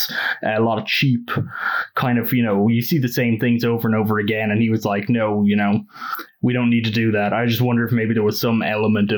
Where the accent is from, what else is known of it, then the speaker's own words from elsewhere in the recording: Ireland; moved away; also born or lived in United States; I am like Irish slash American through several layers of paperwork